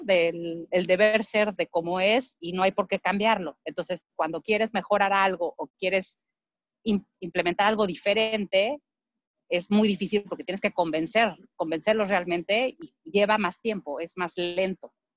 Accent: Mexico; moved away as an adult; now in United States; como mexicano

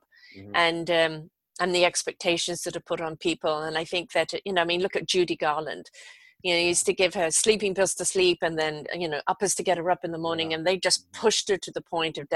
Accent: England, United Kingdom; moved away; I was growing up in England at that time

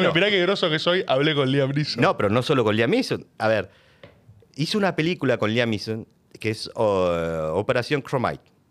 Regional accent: Argentina; ¿Vos de dónde venís? yo soy argentino. Le digo así bajito, ¿viste? Soy argentino.

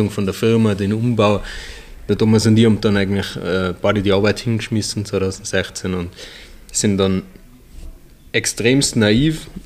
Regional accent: Hopfgarten, Tyrol, Austria; ähm, wir sind eigentlich in Hopfgarten auf dem Benningberg aufgewachsen. Ähm, auf dem Bauernhof, haben wir ähm, zwei ältere Schwestern noch.

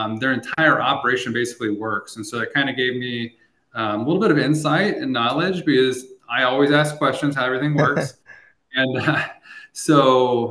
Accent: Eldon, Missouri, United States; my hometown of Eldon, Missouri

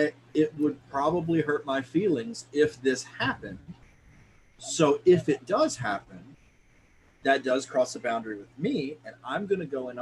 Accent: the South, United States; accent: southern; I was raised in the South in one of those like televangelist style Pentecostal churches

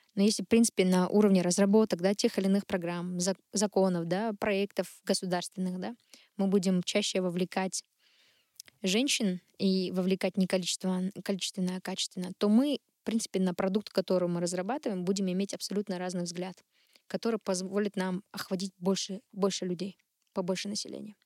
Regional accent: Shymkent, Kazakhstan; я там родом из Шымкента, родилась и выросла в этом городе

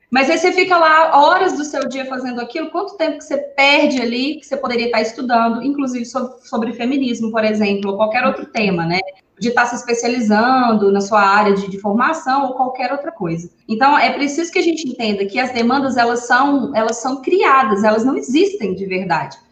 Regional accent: Divinópolis, Minas Gerais, Brazil; eu sou aqui de Divinópolis, Minas Gerais, cidade das meninas também.

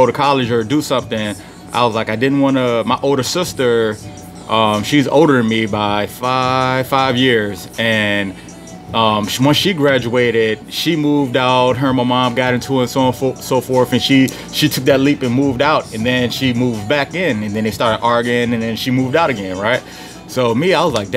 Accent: Petersburg, Virginia, United States; also born or lived in Philadelphia, Pennsylvania / Richmond, Virginia; I was born in Petersburg, Virginia.

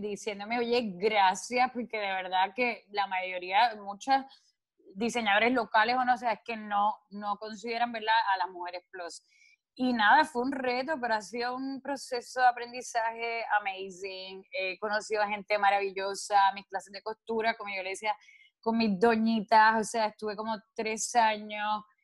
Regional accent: Puerto Rico; siendo una isla caribeña, una isla que se presta, o sea, somos playeros, vivimos, o sea, es nuestra cultura

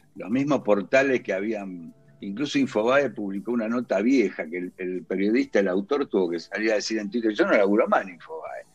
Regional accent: Villa Luzuriaga, Buenos Aires Province, Argentina; moved away as an adult; now in Colegiales, Buenos Aires, Argentina; yo crecí en Villa Luzuriaga, que pertenece a La Matanza

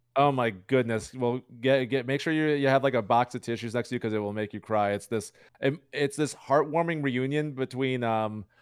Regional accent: Chicago, Illinois, United States; I'm from Chicago.

